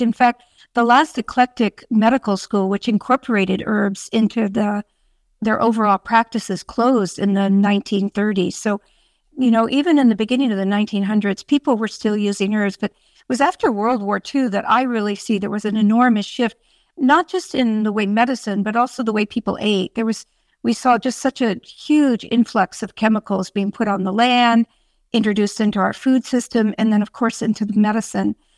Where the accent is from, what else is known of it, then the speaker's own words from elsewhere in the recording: Sonoma County, California, United States; I grew up on a dairy farm out in that beautiful area